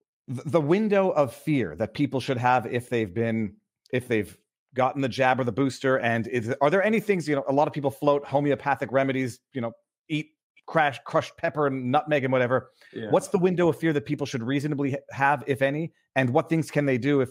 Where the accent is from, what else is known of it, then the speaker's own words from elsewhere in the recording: Canada; now in United States; I'm from Canada, living in the States now